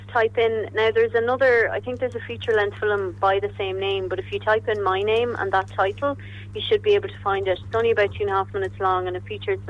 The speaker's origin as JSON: {"language": "English", "town": "Edgeworthstown", "region": "County Longford", "country": "Ireland", "tie": "born or raised there", "moved": "yes", "lives_now": "Galway, Ireland", "said": "I grew up in Edgerstown"}